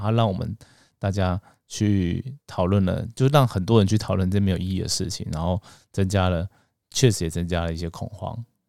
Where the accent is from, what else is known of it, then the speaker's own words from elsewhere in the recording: Taiwan; 我们台湾人